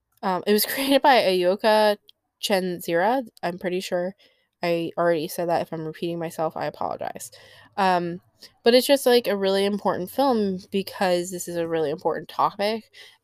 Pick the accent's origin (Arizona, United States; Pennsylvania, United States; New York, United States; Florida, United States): New York, United States; accent: New York; I think it's just my accent, of New York.